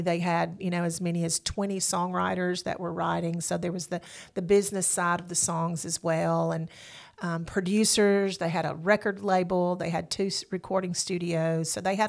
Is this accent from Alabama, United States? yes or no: yes; the Shoals area, Alabama, United States; I am born and raised in the Shoals area. Went to Deschler High School, and when I graduated, I came